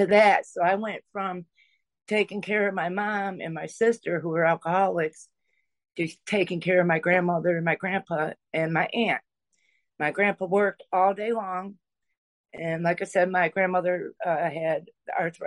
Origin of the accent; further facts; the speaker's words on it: Michigan, United States; I'm from Michigan, and we moved into a state park